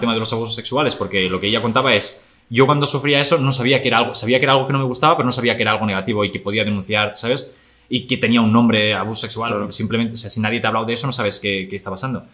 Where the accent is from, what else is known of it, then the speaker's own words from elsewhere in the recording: El Masnou, Catalonia, Spain; yo nací en el Masnou en 1995.